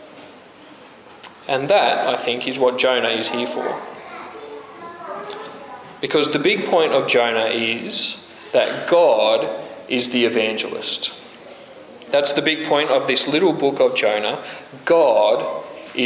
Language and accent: English; Australia; We're Australian